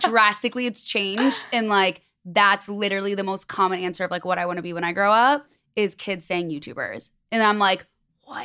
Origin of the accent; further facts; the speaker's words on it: Chicago, Illinois, United States; moved away as an adult; now in Los Angeles, United States; And I'm from Chicago.